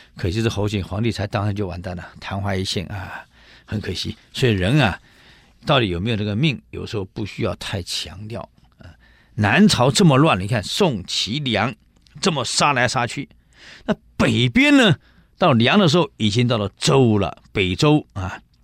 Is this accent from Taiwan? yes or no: yes; Taiwan; 里面有很多我们台湾人呢